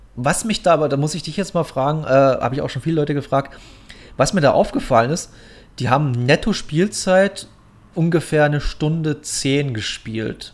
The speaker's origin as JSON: {"language": "German", "town": "Munich", "region": "Bavaria", "country": "Germany", "tie": "born or raised there", "moved": "yes", "said": "in München unten, in meiner alten Heimat"}